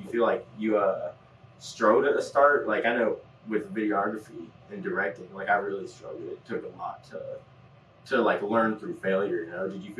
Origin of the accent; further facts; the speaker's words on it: Midwest, United States; I'm from the Midwest. I've been to California a little bit.